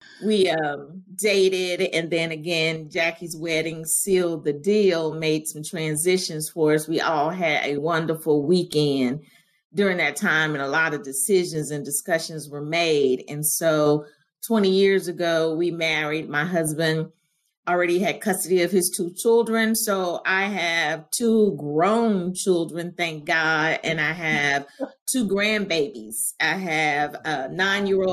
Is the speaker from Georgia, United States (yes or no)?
yes; Augusta, Georgia, United States; also born or lived in Greensboro, North Carolina; growing up in Augusta in the South